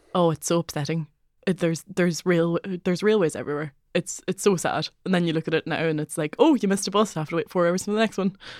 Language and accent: English; Donegal, Ulster, Ireland; accent: Donegal Irish; now in Dublin, Ireland